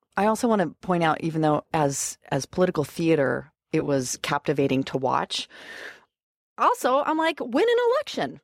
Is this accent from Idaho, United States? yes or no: yes; Idaho, United States; moved away; I'm from, I'm from Idaho. I'm from gun people and gun country